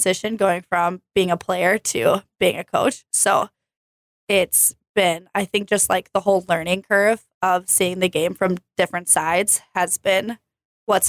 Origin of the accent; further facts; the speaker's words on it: Hutchinson, Minnesota, United States; moved away as an adult; also born or lived in Moorhead, Minnesota; now in Jamestown, United States; I am from Hutchinson, Minnesota. I played varsity softball there for 3 years